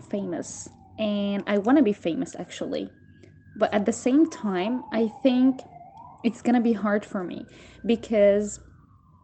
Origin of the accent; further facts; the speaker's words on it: Syria; now in Turkey; I'm from Syria